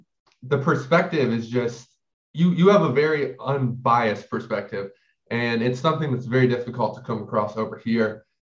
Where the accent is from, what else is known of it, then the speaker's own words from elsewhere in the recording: Ohio, United States; Like I said, I'm from Ohio.